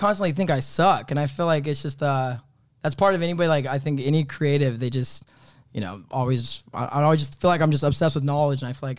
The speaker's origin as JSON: {"language": "English", "town": "Sacramento", "region": "California", "country": "United States", "tie": "born there", "said": "So I was born in Sacramento, California."}